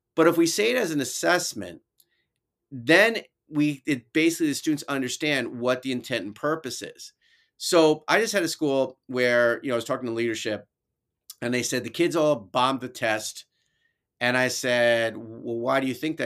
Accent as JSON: {"language": "English", "town": "New York City", "region": "New York", "country": "United States", "tie": "born or raised there", "also_born_or_lived": "Albany, New York", "accent": "New York", "moved": "yes", "said": "my New York accent, 'cause I was from the city originally"}